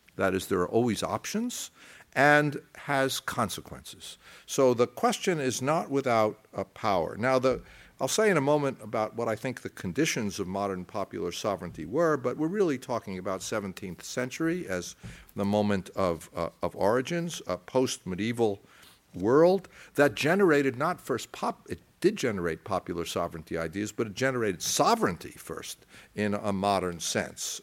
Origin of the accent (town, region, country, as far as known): United States; accent: American